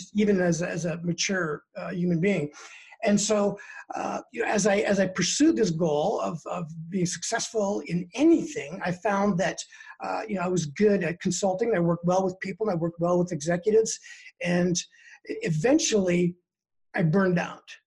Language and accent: English; British Columbia, Canada; now in Denver, United States; I'm originally from Canada. I'm a Canadian citizen from the West Coast in British Columbia, born and raised there. And in 2003, I moved to uh, the US and I've been here ever since.